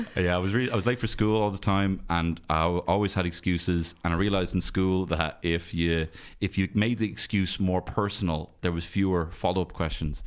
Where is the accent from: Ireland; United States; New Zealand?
Ireland; Dublin, Leinster; I'm from Merino in, in North Dublin